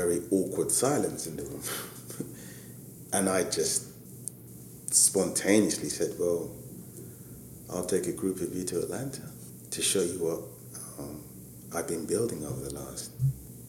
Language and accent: English; London, United Kingdom; specifically born and raised in Hackney with a business in Hackney